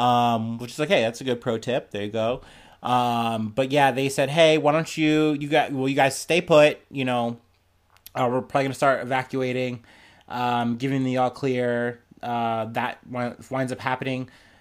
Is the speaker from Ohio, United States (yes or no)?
yes; Ohio, United States; much like my home state of Ohio.